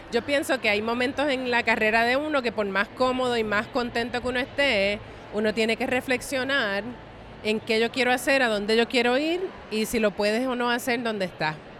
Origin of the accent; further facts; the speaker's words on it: San Juan, Puerto Rico; moved away as an adult; now in New York, United States; una puertorra nacida y criada en Río Piedras, Puerto Rico